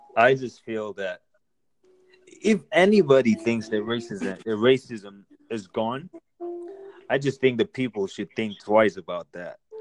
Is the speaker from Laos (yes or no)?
no; Nigeria; now in United States; I'm Nigerian